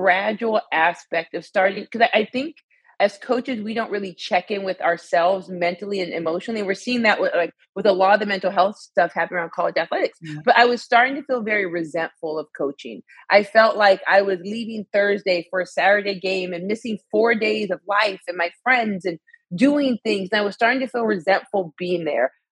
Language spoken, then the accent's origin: English; Arizona, United States; moved away as an adult; also born or lived in Alabama / Illinois; I'm from Arizona, so moved to Alabama for college